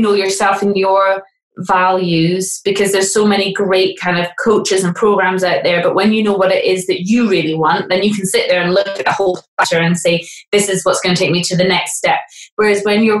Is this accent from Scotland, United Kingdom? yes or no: yes; Aberdeen, Scotland, United Kingdom; moved away as an adult; also born or lived in England; now in Scotland, United Kingdom; I'm from Aberdeen originally, and then I moved to England when I was 18